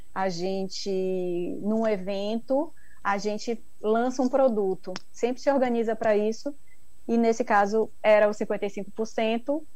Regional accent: Ilhéus, Bahia, Brazil; eu sou publicitária formada, sou de Ilhéus

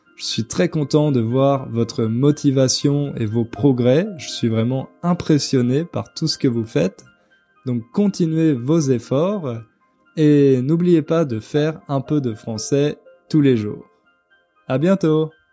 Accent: France; en tant que français

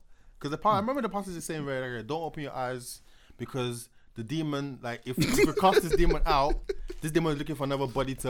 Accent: Nigeria; now in London, United Kingdom; growing up in, like, a Pentecostal church, and obviously I grew up in Nigeria as well

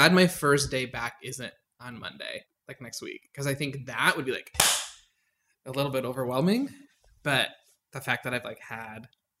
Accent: suburbs of Chicago, Illinois, United States; also born or lived in Karachi, Pakistan / Addison / Lombard / Schaumburg; I was born in Karachi, Pakistan, but very much grew up in the suburbs of Chicago.

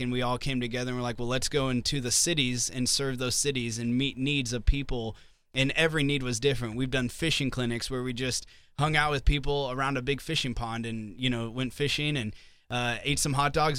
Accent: Southwest Missouri, United States; also born or lived in Nashville; now in Sioux Falls, United States; I'm from Southwest Missouri

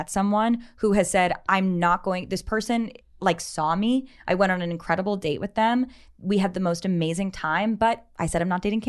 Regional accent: New York, United States; New York.

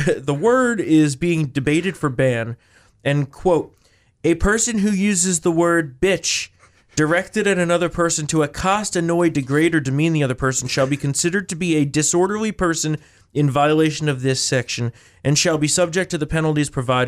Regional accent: New Jersey, United States; now in Virginia, United States; which is sad because I moved here from New Jersey to come to some actual freedom, and I didn't bring my home state's politics with me

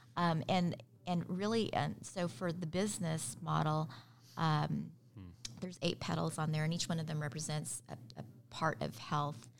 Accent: Elkhart, Kansas, United States; also born or lived in Philippines / New York; landed in New York and then moved to Southwest Kansas, little town, Elkhart, Kansas.

